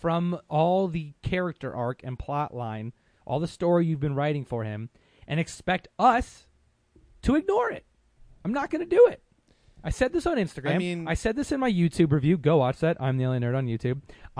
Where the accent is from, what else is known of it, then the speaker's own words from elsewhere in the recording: Southern California, United States; Well, we're from Southern California.